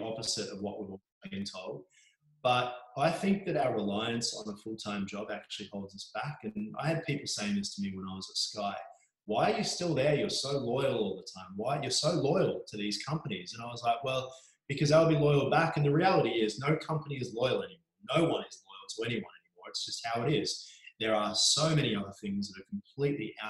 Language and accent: English; Mornington Peninsula, Victoria, Australia; I grew up on the Mornington Peninsula.